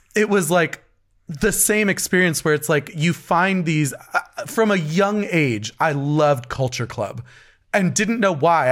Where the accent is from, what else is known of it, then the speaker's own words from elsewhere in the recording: New Jersey, United States; also born or lived in New York City; we grew up here in New Jersey.